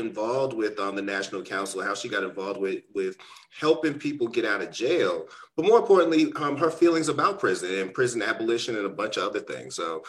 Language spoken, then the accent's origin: English; Boston, Massachusetts, United States; I'm a Bostonian myself. I'm from Mattapan, and I totally understand those corridors, you know, where I've watched since growing up in the city